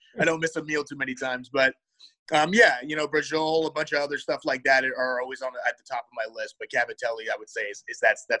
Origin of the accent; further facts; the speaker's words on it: Temecula, California, United States; So I'm originally from Southern California. I'm from a place called Temecula, California. I went to Great Oak High School, and my parents ended up meeting out there, but my dad's side is from Jersey, and then my mom's side is actually originally from Chicago.